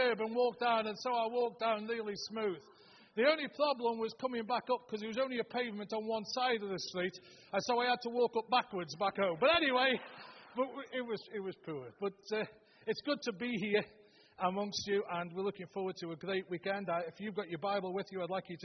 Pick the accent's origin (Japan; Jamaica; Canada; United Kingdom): United Kingdom; Stoke-on-Trent, West Midlands; moved away; We're originally from Stoke-on-Trent